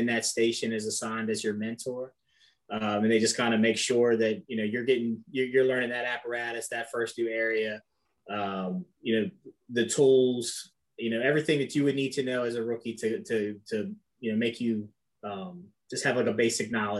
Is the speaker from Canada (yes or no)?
no; Frederick, Maryland, United States; born and raised in Frederick, Maryland